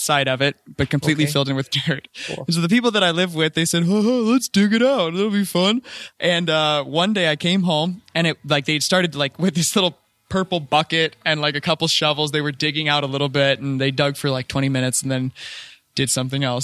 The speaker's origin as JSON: {"language": "English", "town": "Phoenix", "region": "Arizona", "country": "United States", "tie": "born or raised there", "moved": "yes", "said": "I grew up in Phoenix, Arizona"}